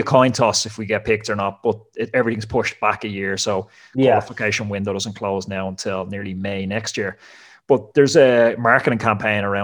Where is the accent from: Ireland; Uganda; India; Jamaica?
Ireland; moved away as an adult; also born or lived in France; I'm from Ireland